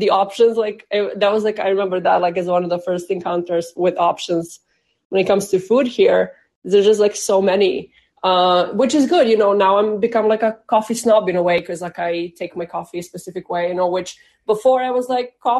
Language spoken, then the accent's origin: English; Serbia; now in Boston, United States; Boston, Massachusetts, but originally from Serbia